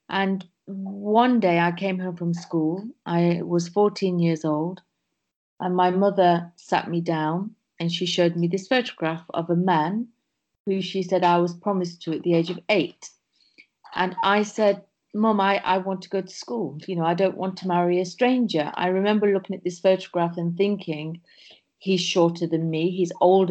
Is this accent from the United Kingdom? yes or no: yes; England, United Kingdom; we were born in England. So I'm one of seven sisters. And I have one brother, and we grew up in England